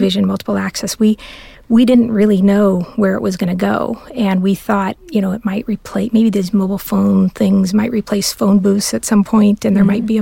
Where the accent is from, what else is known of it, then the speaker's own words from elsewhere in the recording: Southern California, United States; I'm born and raised in Southern California